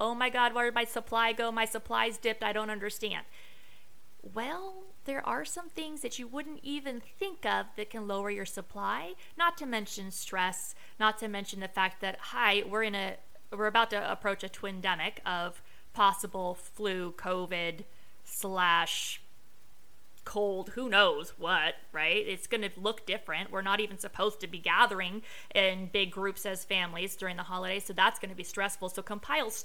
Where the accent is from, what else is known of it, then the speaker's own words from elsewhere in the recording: Las Vegas, Nevada, United States; I am from Vegas